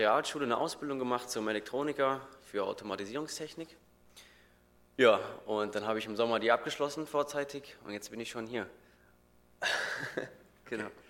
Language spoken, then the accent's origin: German; North Hesse, Germany; moved away; ich komme eigentlich, würde ich sagen, aus dem genauso kleinen und schönen Café Ergersheim aus Nordhessen